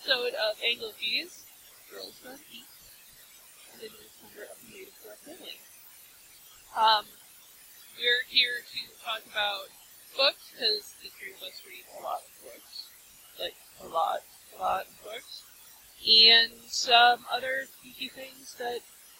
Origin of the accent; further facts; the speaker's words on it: Minnesota, United States; accent: American Midwest Minnesota with a little Boston; I have a boring American Midwest Minnesota flavored with a little bit of Boston